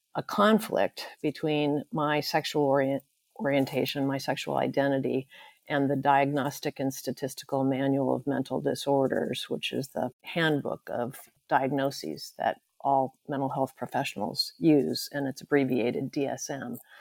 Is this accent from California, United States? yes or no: yes; Santa Barbara, California, United States; moved away as an adult; I was born and raised in Santa Barbara, California, U S